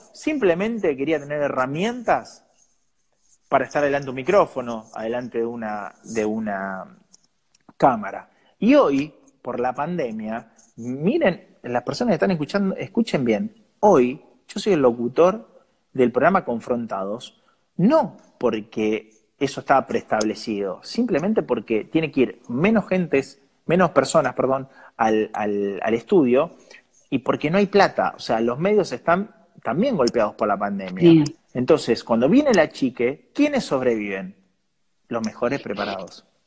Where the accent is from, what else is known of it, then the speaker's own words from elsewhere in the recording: San Nicolás de los Arroyos, Buenos Aires Province, Argentina; moved away; yo salí de un club de San Nicolás